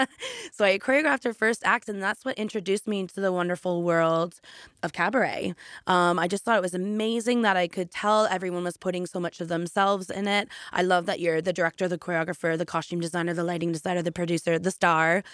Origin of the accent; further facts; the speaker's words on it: Canada; moved away as an adult; now in United Kingdom; I'm originally from Canada, and after I graduated college for music theater, I did do a few amazing jobs in Canada